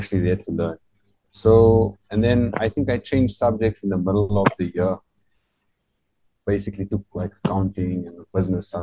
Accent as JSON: {"language": "English", "town": "Johannesburg", "region": "Gauteng", "country": "South Africa", "tie": "born or raised there", "said": "I'm from Westbury, and I went to Westbury High School"}